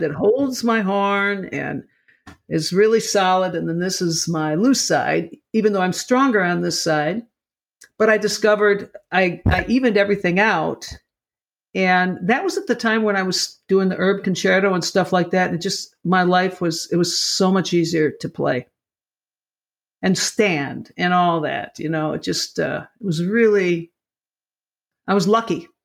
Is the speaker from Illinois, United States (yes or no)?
yes; Lockport, Illinois, United States; born or raised there